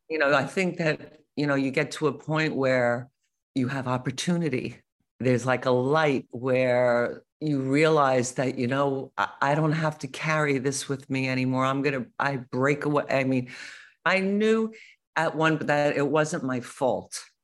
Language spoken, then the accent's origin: English; United States; I'm American